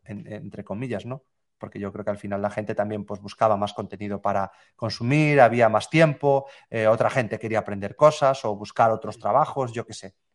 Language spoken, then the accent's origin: Spanish; Galicia, Spain; volví a residir a, mi ciudad natal, que es una, pequeña ciudad aquí en Galicia.